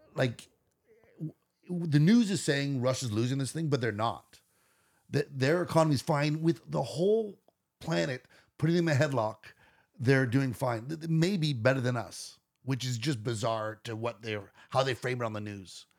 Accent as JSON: {"language": "English", "country": "Canada"}